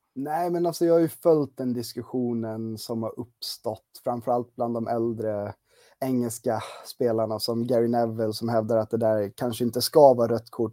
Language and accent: Swedish; Gotland, Sweden; now in Uppsala, Sweden; harvat runt lite på tidningen på Gotland, eh, där jag kommer ifrån. Eh, men bor ju på fastlandet och närmare bestämt i Uppsala